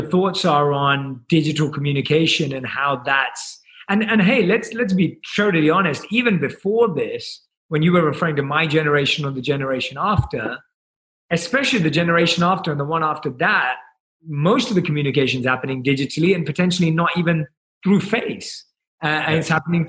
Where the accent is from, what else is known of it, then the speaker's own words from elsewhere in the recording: London, United Kingdom; I was born and raised in London